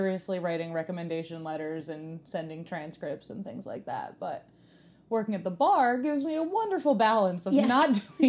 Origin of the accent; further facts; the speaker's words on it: United States; I'm an Indian Creeker, like you.